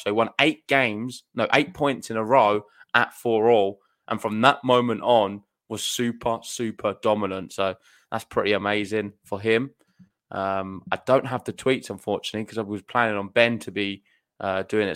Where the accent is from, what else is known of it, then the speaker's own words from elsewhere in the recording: United Kingdom; being British